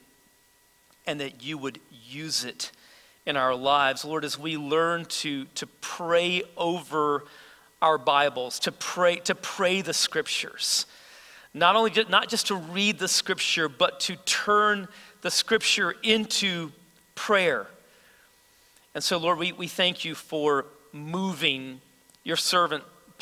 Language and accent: English; United States; as American believers